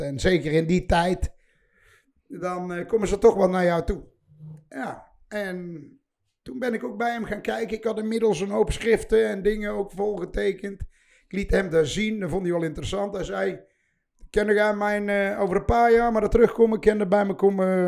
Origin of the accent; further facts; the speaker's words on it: 's-Hertogenbosch, North Brabant, Netherlands; bij ons in de Karrenstraat, waar ik later mijn eerste shop heb gehuurd